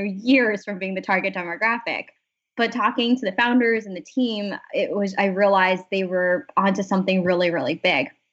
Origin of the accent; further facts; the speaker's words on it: San Diego, California, United States; moved away as an adult; also born or lived in Boston / San Francisco; now in New York City, United States; I grew up in San Diego and went to school in Boston